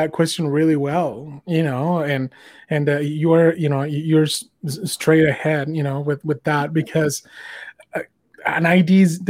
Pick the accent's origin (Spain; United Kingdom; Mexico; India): Mexico; now in United States; You know, I'm an immigrant. You know, I came here from Mexico, and I was super tired of their policies.